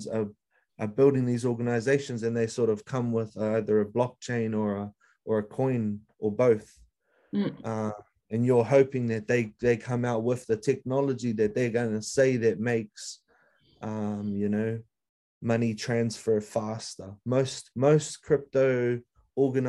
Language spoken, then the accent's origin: English; East Coast, Gisborne, New Zealand; moved away as an adult; also born or lived in Northland, New Zealand / Australia / Kaitaia, New Zealand; now in Auckland, New Zealand; I was born up north. My mum's from up there. I was brought up on the East Coast.